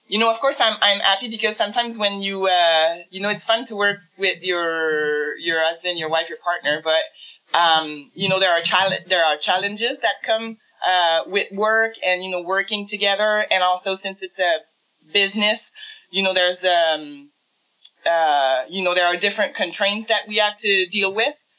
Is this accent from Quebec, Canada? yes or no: yes; Montreal, Quebec, Canada; now in Coaticook, Canada; I'm from Montreal originally, um, but we moved to the country.